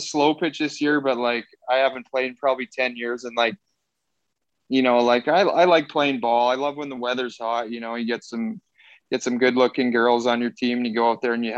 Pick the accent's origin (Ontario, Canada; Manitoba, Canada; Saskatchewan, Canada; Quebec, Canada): Saskatchewan, Canada; also born or lived in Orlando, Florida; I'm from Ryan, Saskatchewan, small town.